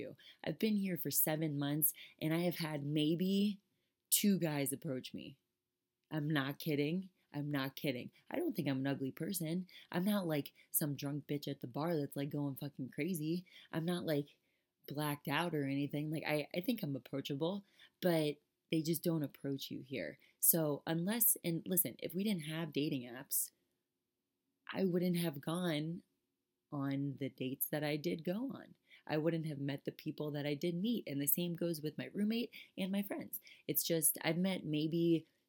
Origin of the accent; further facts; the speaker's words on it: South Florida, United States; moved away; I'm from South Florida.